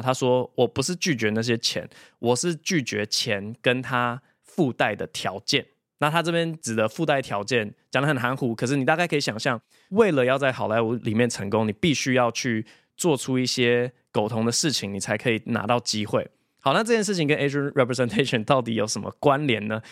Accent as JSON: {"language": "Chinese", "country": "Taiwan", "tie": "born or raised there", "also_born_or_lived": "United States", "said": "我是台湾出生，两岁的时候被爸妈带去美国，然后八岁快九岁的时候回台湾。从九岁之后一直在台湾长大，直到研究所的时候才又出国念书这样"}